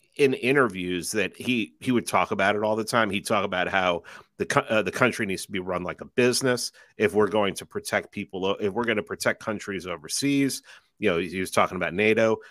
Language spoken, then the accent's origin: English; New York City, New York, United States; growing up in New York City